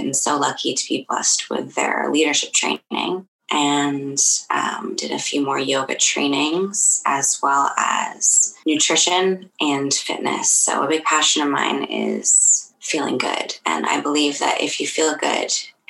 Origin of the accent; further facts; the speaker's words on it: Kingston, Ontario, Canada; also born or lived in Toronto; I grew up in Kingston. I was born in Toronto